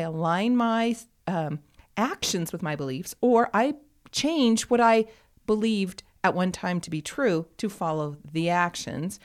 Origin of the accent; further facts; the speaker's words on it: United States; as an American